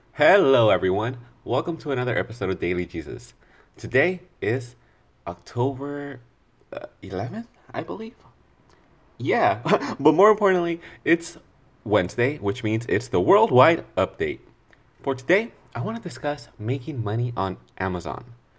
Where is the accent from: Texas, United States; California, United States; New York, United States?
California, United States; I'm from California